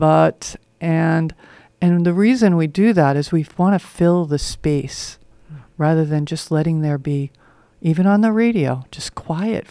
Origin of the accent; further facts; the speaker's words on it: New York, United States; I grew up in New York, where people talk fast, move fast.